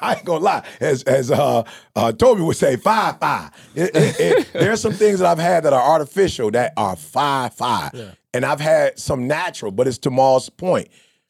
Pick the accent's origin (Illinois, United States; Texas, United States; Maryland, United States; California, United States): Illinois, United States; Chicago; I'm from the D, bro. I'm from Chicago. I seen the dope dealers.